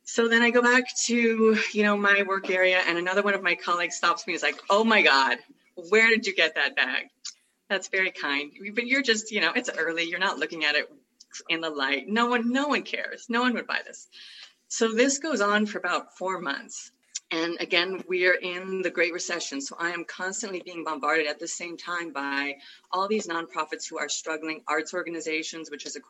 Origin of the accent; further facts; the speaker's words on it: San Francisco, California, United States; I'm from San Francisco. I'm native San Franciscan